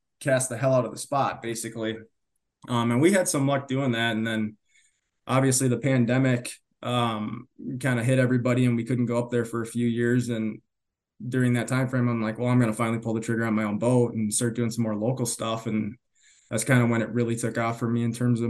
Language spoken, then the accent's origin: English; south of the Twin Cities, Minnesota, United States; I grew up south of the Twin Cities, like 30 minutes